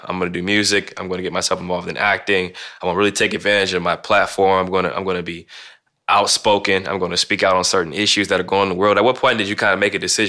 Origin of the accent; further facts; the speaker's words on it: Canton, Ohio, United States; I'm from Canton, Ohio. So I was born and raised in Canton, Ohio, 15 minutes from Akron